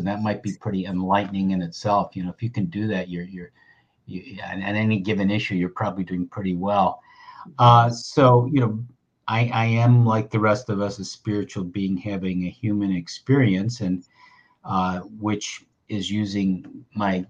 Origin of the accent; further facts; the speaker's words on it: Buffalo, New York, United States; the hospital I was born in Buffalo, New York